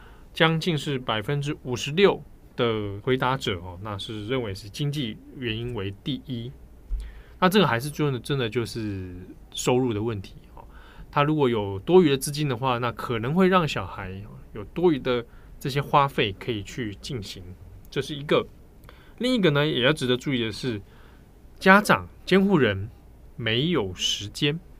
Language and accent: Chinese; Taipei, Taiwan; 小时候的时候，我是住在别墅里面，嗯，在北投的深山的别墅那种